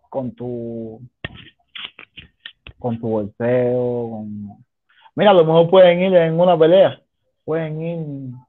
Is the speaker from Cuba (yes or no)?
yes; Cuba; now in Mexico; Somos 30 cubanos.